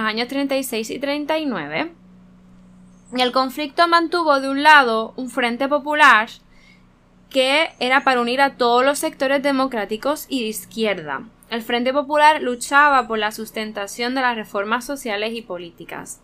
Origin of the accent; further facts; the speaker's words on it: Puerto Rico; nosotros como boricuas